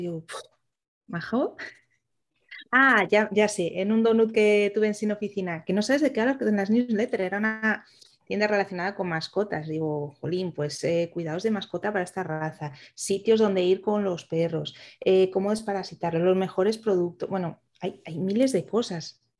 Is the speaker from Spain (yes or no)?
yes; Asturias, Spain; now in Navarre, Spain; yo soy de Asturias